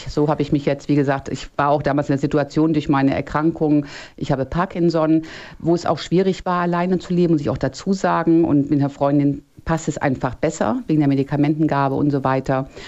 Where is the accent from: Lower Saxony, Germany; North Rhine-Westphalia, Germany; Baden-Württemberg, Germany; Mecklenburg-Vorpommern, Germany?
Lower Saxony, Germany; Eystrup; Erstmal, ich komme aus Eistrup. Ich Ach. bin ah. heute nur woanders wegen der besseren Verbindung.